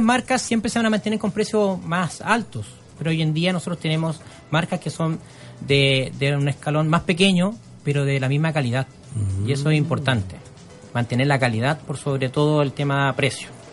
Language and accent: Spanish; Chile; como buen chileno